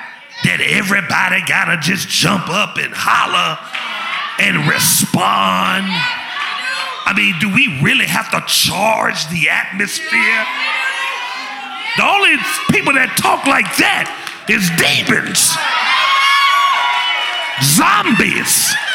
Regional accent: Memphis, Tennessee, United States; I told you, I'm from Memphis.

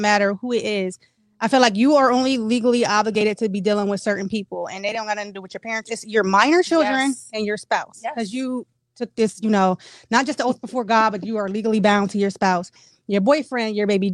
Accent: Harrisburg, Pennsylvania, United States; I have, of course, family here because I'm born and raised in Harrisburg

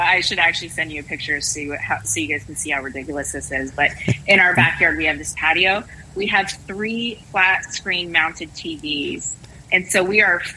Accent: California, United States; moved away as an adult; also born or lived in Fresno, California; now in Texas, United States; I am a Californian. Like many Texans, I am from California.

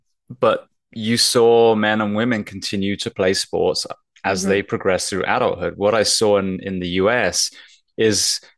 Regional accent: England, United Kingdom; now in Miami, United States; I was coming from England, and then not even 2 years later, I'm in a fire academy in Miami

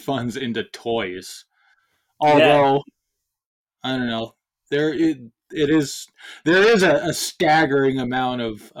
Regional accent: United States; As an American

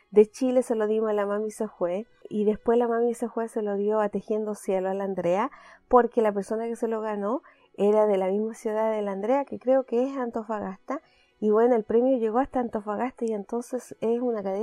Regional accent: Canada; como buena canadiense que soy, decidí tener temporadas.

